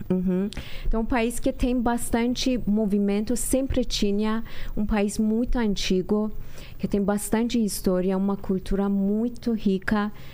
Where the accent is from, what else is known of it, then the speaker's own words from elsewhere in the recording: Iran; moved away as an adult; now in Brazil; uma mulher iraniana